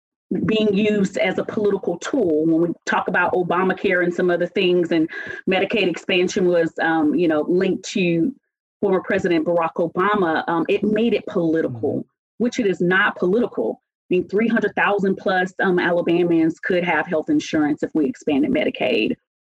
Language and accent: English; Lakenheath, East of England, United Kingdom; born there; I was born in Lakenheath, England, and then went back and went 7th, 8th, 9th, and 10th grade to Alconbury House School in England